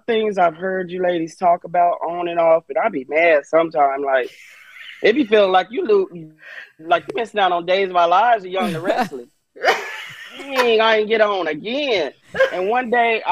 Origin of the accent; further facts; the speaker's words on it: Inland Empire, California, United States; I was born in the Inland Empire